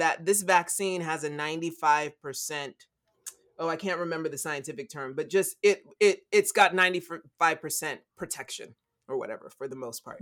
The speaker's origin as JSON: {"language": "English", "country": "United States", "said": "all of us born and raised in the United States of America"}